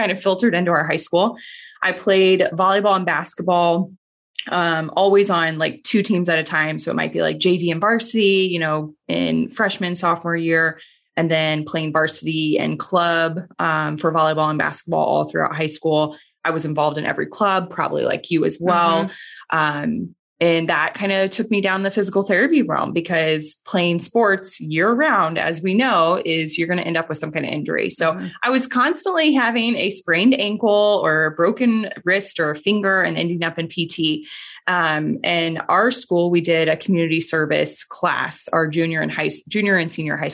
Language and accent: English; small town north of St. Louis, Missouri, United States; grew up in a small town, about 6,000 people, largest town in the county